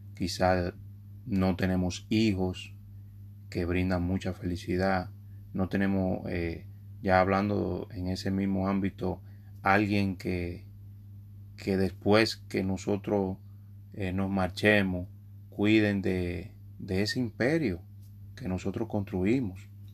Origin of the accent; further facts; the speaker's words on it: New York, United States; en los medios hispanos en Estados Unidos, donde me crié, en Nueva York específicamente